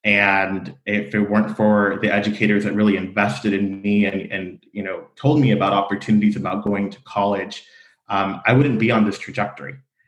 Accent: Fullerton, California, United States; I grew up in Fullerton. I am from the North Orange County area, attended Fullerton Public Schools, and am a product of Fullerton College.

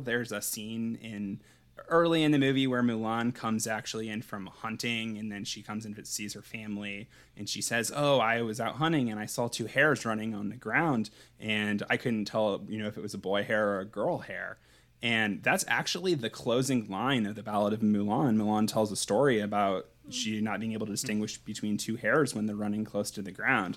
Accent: United States; I'm American

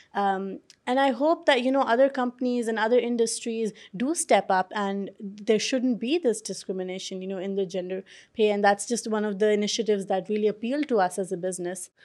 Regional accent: Pakistan; now in London, United Kingdom; I grew up in Pakistan

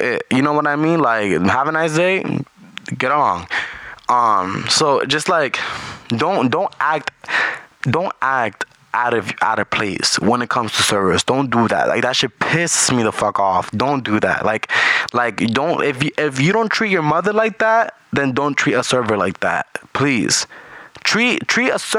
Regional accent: New York, United States; English is a second language; also born or lived in Caribbean (Puerto Rico or Dominican Republic); I was raised in New York, so I'm definitely built for New York

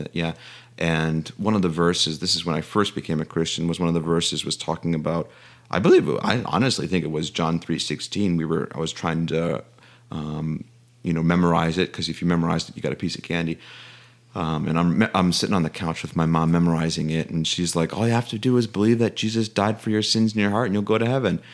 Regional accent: Chicago, Illinois, United States; moved away as an adult; also born or lived in Virginia; originally born and raised in Chicago

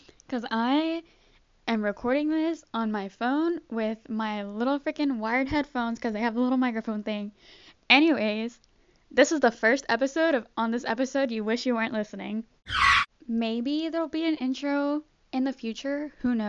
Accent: Cincinnati, Ohio, United States; I am here from Cincinnati, Ohio because of Fritz the Hippo.

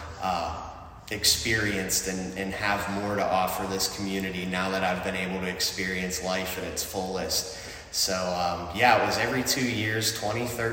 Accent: Sarver, Pennsylvania, United States; my parents moved here in the late 90s whenever I was a toddler, and I started first grade at the Freeport Area School District, and I've been here ever since

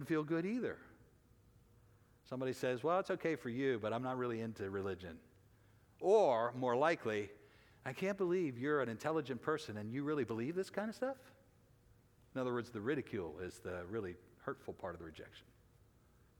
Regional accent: United States; as American Christians

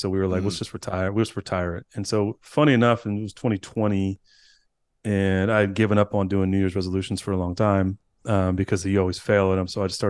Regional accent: California, United States; We're both from California, Northern California.

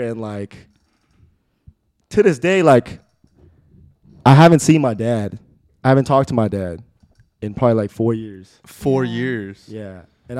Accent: Irvine, California, United States; also born or lived in Chicago; Born in Chicago, raised in Irvine.

